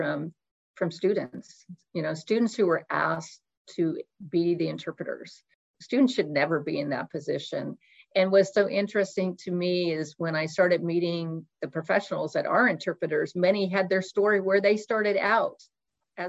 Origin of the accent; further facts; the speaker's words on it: Oak Harbor, Washington, United States; I grew up in Oak Harbor, thanks to the military base where most of my family and friends served.